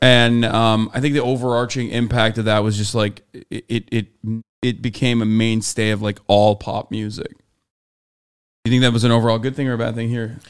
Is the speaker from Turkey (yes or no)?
yes; Turkey; now in United States; I grew up in Turkey